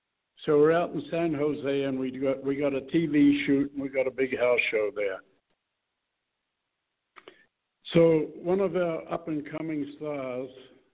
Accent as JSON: {"language": "English", "country": "New Zealand", "moved": "yes", "said": "That's why I came here from New Zealand, but I didn't make a lot."}